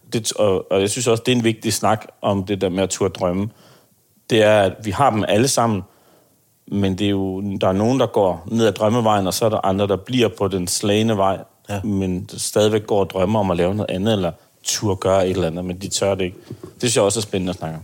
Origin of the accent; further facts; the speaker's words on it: Aarhus, Central Denmark Region, Denmark; jeg kommer fra Aarhus